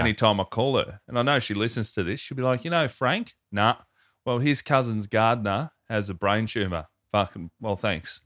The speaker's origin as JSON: {"language": "English", "town": "Melbourne", "region": "Victoria", "country": "Australia", "tie": "born or raised there", "said": "my hometown, Melbourne, Victoria"}